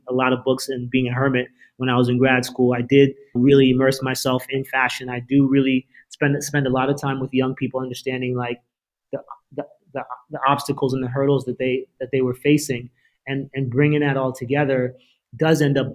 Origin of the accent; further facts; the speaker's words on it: Princeton, New Jersey, United States; me being an only child, growing up in Princeton, New Jersey